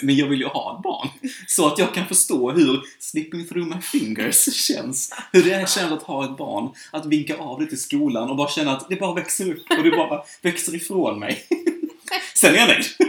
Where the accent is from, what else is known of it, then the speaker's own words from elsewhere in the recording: Sweden; jag som svensk